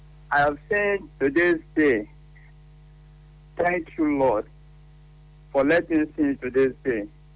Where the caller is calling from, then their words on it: Gwarimpa, Federal Capital Territory, Nigeria; I'm calling from Gwarimpa.